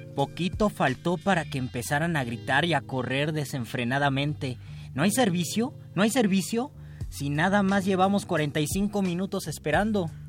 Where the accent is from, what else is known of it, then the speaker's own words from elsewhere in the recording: Mexico City, Mexico; como buenos chilangos que vamos poco al mar